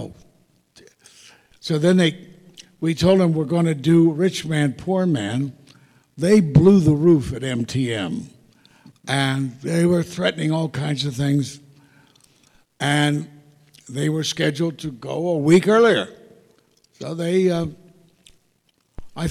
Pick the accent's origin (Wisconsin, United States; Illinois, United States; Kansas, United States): Kansas, United States; Kansas City; I come from Kansas City, Kansas. And up until the second grade, I lived across from Armour's Packing House.